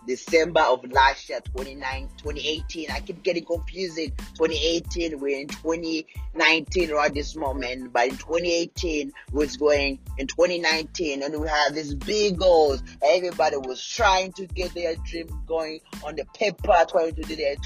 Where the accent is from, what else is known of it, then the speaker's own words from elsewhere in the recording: Rwanda; moved away; back in Rwanda, I was born in Rwanda